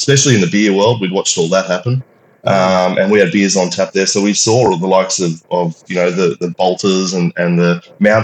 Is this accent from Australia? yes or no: yes; Sydney, New South Wales, Australia; also born or lived in Melbourne; Born and bred in Sydney